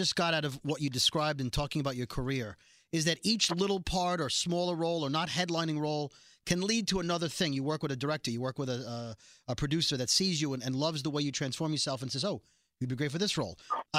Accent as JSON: {"language": "English", "town": "New York City", "region": "New York", "country": "United States", "said": "my father was a police officer, and we're from Brooklyn."}